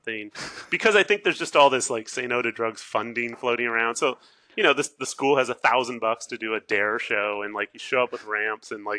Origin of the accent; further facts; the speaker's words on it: Southern California, United States; moved away as an adult; also born or lived in San Francisco; now in Oregon, United States; I grew up in Southern California